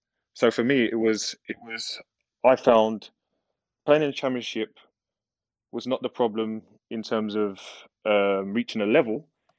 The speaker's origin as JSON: {"language": "English", "region": "London", "country": "United Kingdom", "tie": "born or raised there", "said": "Yeah, East London"}